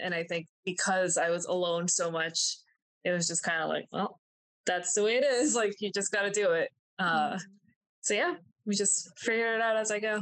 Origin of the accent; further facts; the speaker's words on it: New Jersey, United States; also born or lived in Miami, Florida / Colombia; my mom and I moved to New Jersey